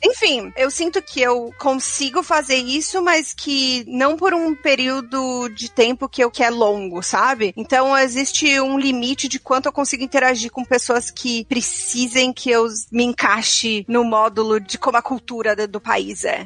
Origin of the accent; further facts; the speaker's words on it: São Caetano do Sul, São Paulo, Brazil; moved away as an adult; also born or lived in London; now in Toronto, Canada; eu sou brasileira